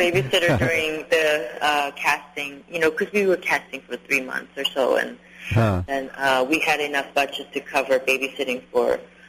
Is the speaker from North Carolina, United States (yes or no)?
no; Los Angeles, California, United States; I started just writing a small story about a teenager growing up, an immigrant, you know, a girl growing up in Los Angeles, just based on my own experience.